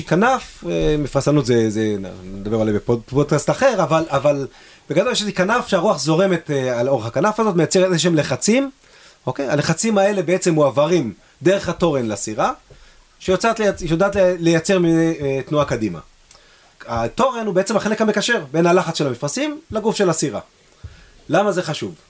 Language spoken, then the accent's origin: Hebrew; Israel; אנחנו ישראלים